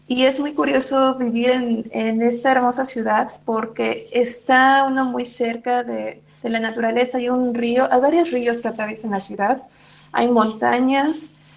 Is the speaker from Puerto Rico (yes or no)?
no; Mexico City, Mexico; moved away as an adult; also born or lived in Taiwan; yo tuve la fortuna de crecer en Polanco